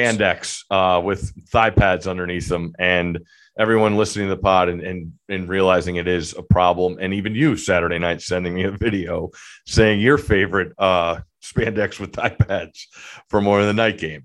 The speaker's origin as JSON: {"language": "English", "region": "Connecticut", "country": "United States", "tie": "born or raised there", "said": "growing up in Connecticut"}